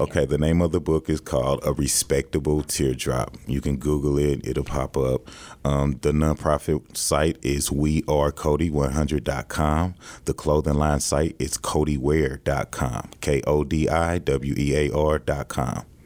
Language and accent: English; St. Louis, Missouri, United States; moved away as an adult; now in Kansas City, United States; I'm from St. Louis, Missouri.